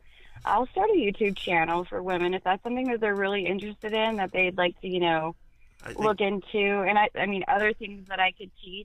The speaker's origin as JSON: {"language": "English", "region": "Arizona", "country": "United States", "said": "he lived in a cul-de-sac here in Arizona, because I'm from Arizona, so it's all desert just for, like, miles."}